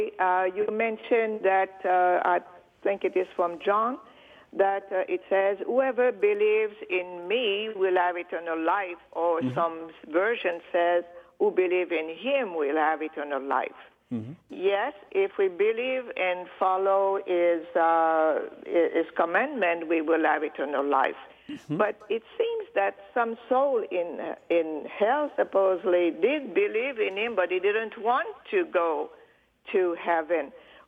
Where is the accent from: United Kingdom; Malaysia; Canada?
Canada; now in North Carolina, United States; I live in North Carolina, but I am from Canada.